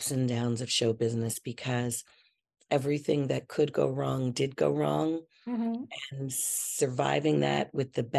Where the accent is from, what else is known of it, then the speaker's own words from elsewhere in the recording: Chicago, Illinois, United States; I'm from Chicago